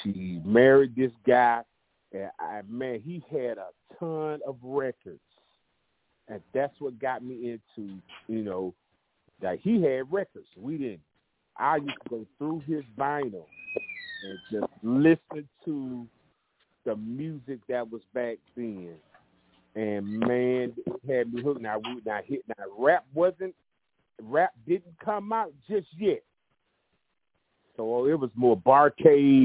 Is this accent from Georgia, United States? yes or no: yes; Albany, Georgia, United States; also born or lived in Jacksonville, Florida; We moved from Jacksonville, Florida to Albany, Georgia after my mom got remarried